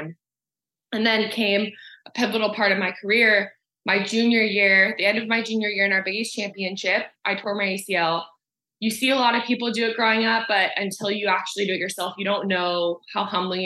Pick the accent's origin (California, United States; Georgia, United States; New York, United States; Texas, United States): California, United States; Southern; I grew up in Southern California. So this area was my playground.